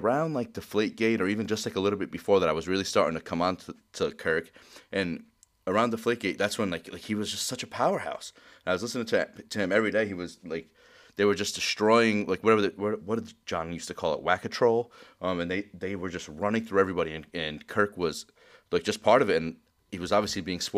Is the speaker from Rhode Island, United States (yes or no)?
yes; Rhode Island, United States; we're obviously from Rhode Island.